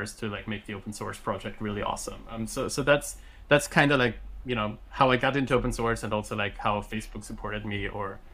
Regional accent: Austria; first language German; English is a second language; I grew up in Austria, so my native language is German.

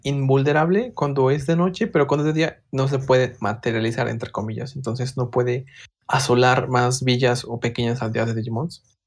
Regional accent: Puebla, Mexico; de Puebla, igual que yo

